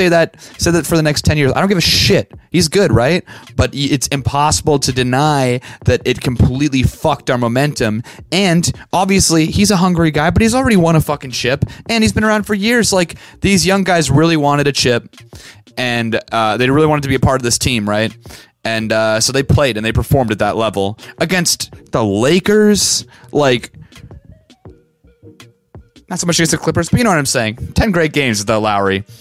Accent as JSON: {"language": "English", "town": "Vancouver", "region": "British Columbia", "country": "Canada", "tie": "born or raised there", "said": "I grew up in Vancouver"}